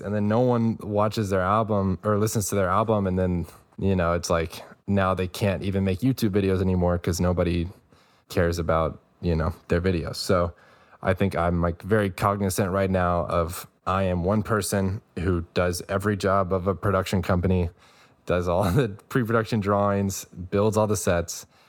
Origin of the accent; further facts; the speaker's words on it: New Braunfels, Texas, United States; from, like, Central Texas, close to Austin, New Braunfels is the small town.